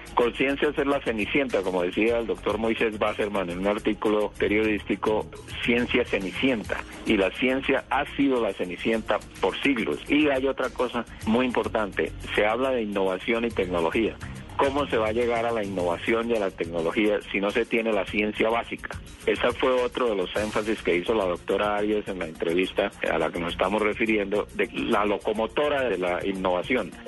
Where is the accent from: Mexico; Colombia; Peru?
Colombia; somos científicos colombianos que trabajamos aquí